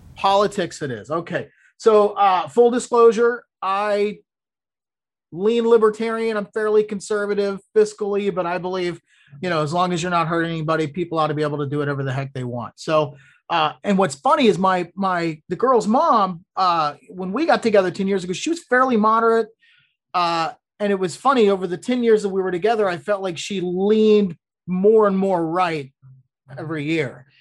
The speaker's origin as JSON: {"language": "English", "region": "Florida", "country": "United States", "said": "I'm from Florida, Louisville"}